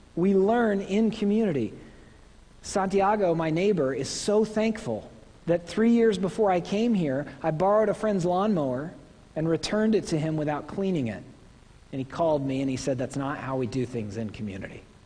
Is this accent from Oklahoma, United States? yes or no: yes; Oklahoma, United States; moved away; I'm from Oklahoma.